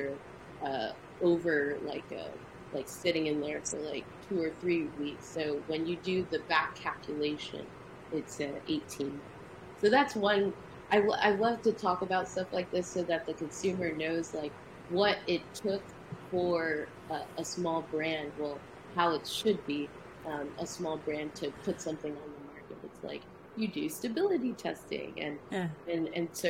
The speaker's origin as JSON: {"language": "English", "country": "United States", "tie": "born or raised there", "said": "I'm a Nigerian American. I was born here, but my parents are Nigerian"}